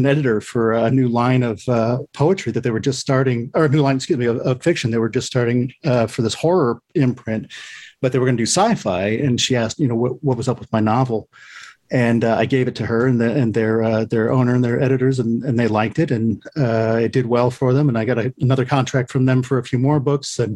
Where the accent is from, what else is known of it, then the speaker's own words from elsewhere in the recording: Lima, Ohio, United States; I grew up in a pretty small town in Lima.